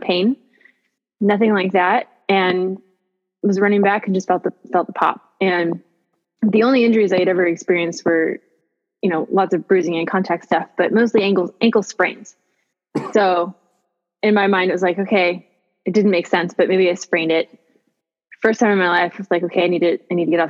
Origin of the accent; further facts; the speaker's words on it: Gilroy, California, United States; I grew up in Gilroy, California, which is a really great town to just keep driving through.